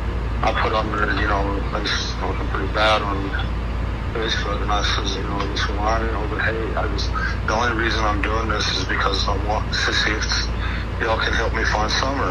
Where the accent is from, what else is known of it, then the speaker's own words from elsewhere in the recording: Tampa, Florida, United States; moved away; I was born in Tampa.